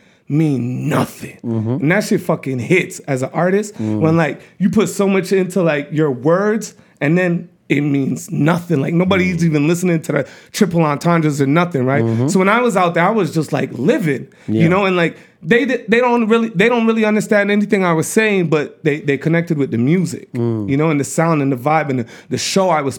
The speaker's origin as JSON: {"language": "English", "town": "Montreal", "region": "Quebec", "country": "Canada", "tie": "born or raised there", "also_born_or_lived": "LaSalle / West Island / Toronto / Asia", "moved": "as an adult", "said": "I'm originally from Montreal."}